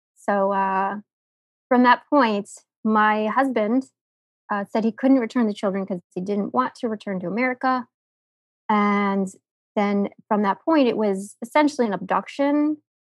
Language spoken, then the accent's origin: English; United States; I'm American